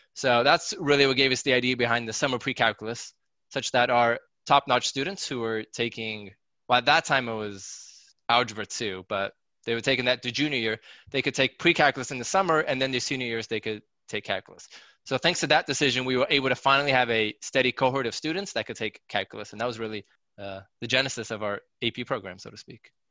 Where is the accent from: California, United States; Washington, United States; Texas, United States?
Washington, United States; Seattle; now in New Jersey, United States; I was born and raised in Seattle, Washington